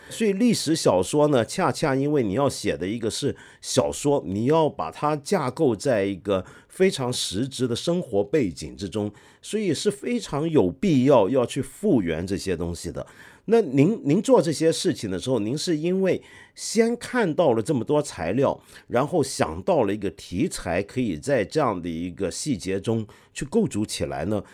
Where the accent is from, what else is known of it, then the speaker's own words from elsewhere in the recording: China; 我们中国人有时候对于中国历史的很多的想象